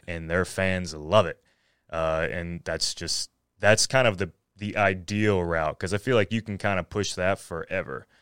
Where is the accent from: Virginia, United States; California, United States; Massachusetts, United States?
Virginia, United States; Floyd; also born or lived in Radford, Virginia / Roanoke, Virginia; I was born in Radford, so, and, and then lived in Floyd my, pretty much my whole life